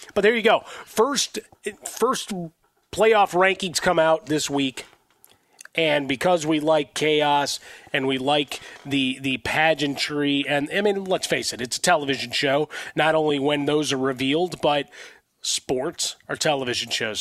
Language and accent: English; Chicago, Illinois, United States; growing up in Chicago